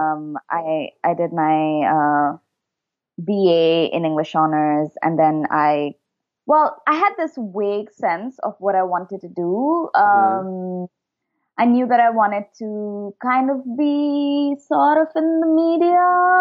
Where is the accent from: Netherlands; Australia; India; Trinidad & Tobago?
India; Dehradun, Uttarakhand; moved away as an adult; also born or lived in Shimla / Mumbai; now in San Francisco, United States; I grew up in Dehradun.